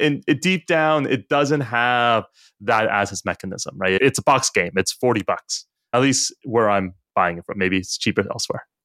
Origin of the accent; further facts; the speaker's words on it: United States; as an American, and I think all of us on the color live in the U S or are American